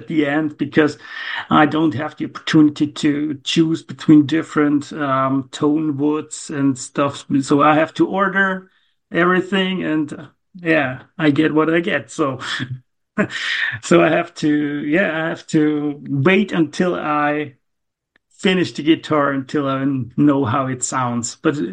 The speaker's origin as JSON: {"language": "English", "town": "Gommiswald", "region": "St. Gallen", "country": "Switzerland", "tie": "born or raised there", "also_born_or_lived": "near Zurich", "said": "I'm from Switzerland, Zurich. Near Zurich is my location"}